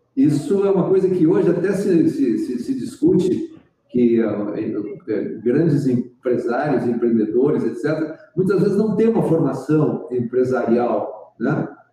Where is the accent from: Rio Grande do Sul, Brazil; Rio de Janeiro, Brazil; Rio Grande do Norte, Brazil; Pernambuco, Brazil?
Rio Grande do Sul, Brazil; moved away as an adult; also born or lived in Porto Alegre; now in Garopaba, Brazil; Eu sou gaúcho. Nasci no Rio Grande do Sul, numa cidadezinha. É, fui criado numa cidade pequenininha do interior.